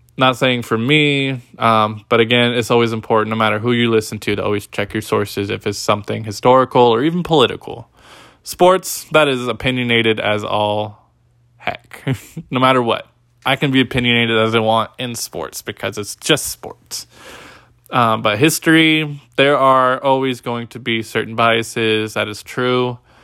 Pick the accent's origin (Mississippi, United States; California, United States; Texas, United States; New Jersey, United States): California, United States; Bay Area; moved away as an adult; also born or lived in Humboldt, California / Riverside, California; now in Salem, United States; I had previously lived from the Bay Area where I was born and raised